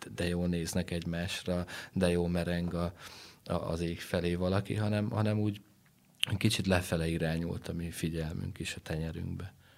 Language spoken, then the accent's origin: Hungarian; Transylvania, Romania; also born or lived in Netherlands; Erdélyből származok